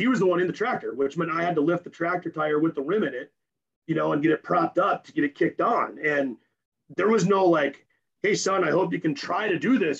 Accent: Napoleon, North Dakota, United States; moved away; I'm from Napoleon, North Dakota, and when I told them in high school I want to be a strength coach

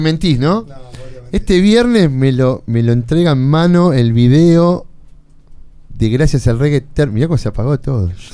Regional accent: Buenos Aires, Argentina; yo me crié en Lugano

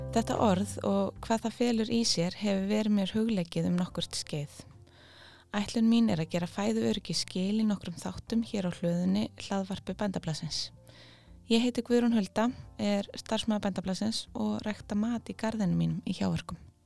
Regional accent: Iceland; við erum eiland á norður hjara veraldar

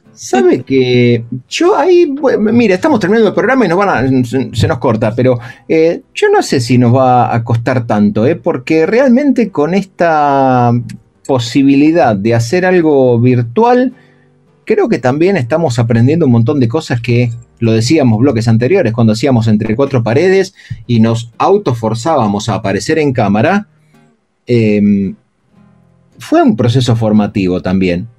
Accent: Argentina

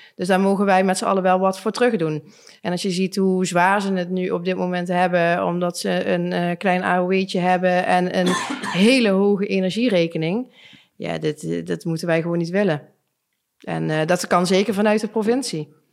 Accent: Limburg, Netherlands; En als wij als Limburgers twee uur moeten reizen met een kind

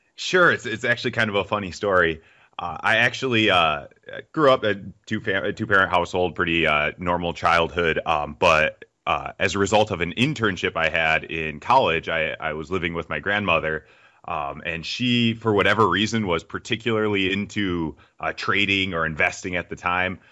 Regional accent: United States; accent: American; I'm American, as you can tell by my accent

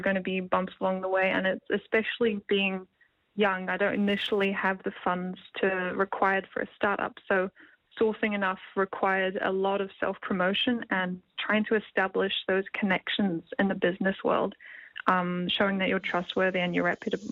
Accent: Wellington, New Zealand; I'm from Wellington, New Zealand. I'm currently at Scots College

